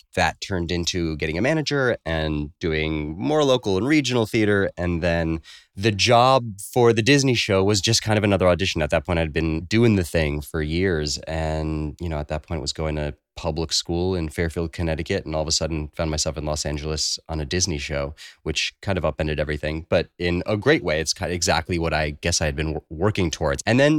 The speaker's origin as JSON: {"language": "English", "town": "Kibbutz Yahel", "region": "Southern District", "country": "Israel", "tie": "born there", "moved": "yes", "said": "I was born in Israel on a little kibbutz, Kibbutz Yahel, about 45 minutes north of Eilat."}